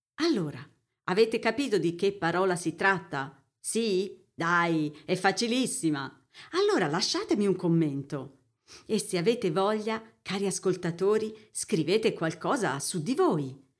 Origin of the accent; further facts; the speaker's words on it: Siena, Tuscany, Italy; moved away as an adult; also born or lived in German-speaking Switzerland; now in Switzerland; Sono toscana, di Siena, e vivo nella Svizzera tedesca da qualche anno.